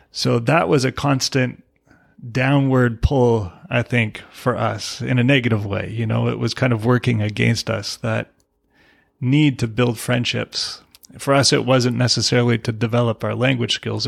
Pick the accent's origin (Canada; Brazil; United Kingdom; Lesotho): Canada; I'm a Canadian, my wife is from Mexico